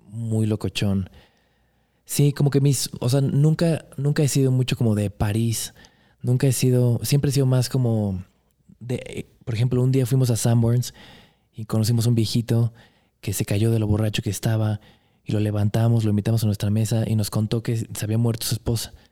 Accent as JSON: {"language": "Spanish", "town": "Monterrey", "region": "Nuevo León", "country": "Mexico", "tie": "born there", "also_born_or_lived": "Guanajuato / Puebla / Cuernavaca / Los Angeles", "said": "Nací en Monterrey, viví en Guanajuato, en Puebla, en Cuernavaca, en, en Los Ángeles, en Querétaro. Luego me fui a Brasil, Argentina, Chile un rato"}